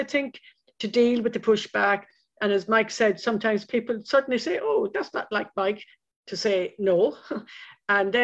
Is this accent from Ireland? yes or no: yes; Lismore, Munster, Ireland; I grew up in Lismore in County Waterford